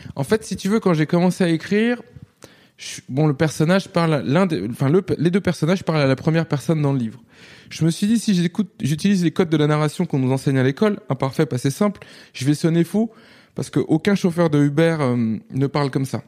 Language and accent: French; Nantes, Pays de la Loire, France; moved away as an adult; also born or lived in London, United Kingdom; now in Paris, France; quand j'ai grandi à Nantes